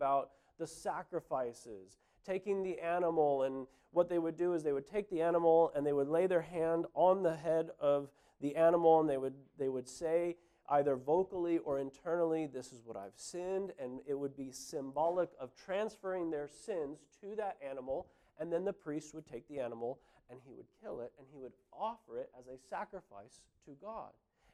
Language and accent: English; California, United States; moved away as an adult; now in New Zealand; I grew up in California.